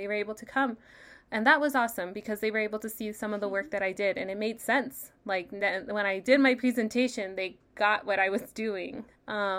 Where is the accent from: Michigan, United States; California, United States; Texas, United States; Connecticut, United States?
Texas, United States; El Paso; moved away as an adult; now in San Diego, United States; Having grown up here